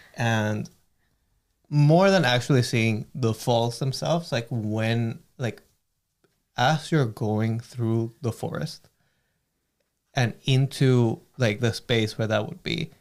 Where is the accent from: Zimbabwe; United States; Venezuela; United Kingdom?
Venezuela; Caracas, Capital District; now in Thunder Bay, Canada; I grew up around mountains. in Caracas